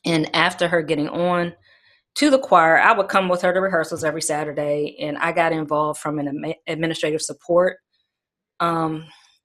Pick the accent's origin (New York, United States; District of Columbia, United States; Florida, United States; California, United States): District of Columbia, United States; Washington; I'm originally born from Washington, D.C. I'm a D.C. native. Mm-hmm. I was born and raised there.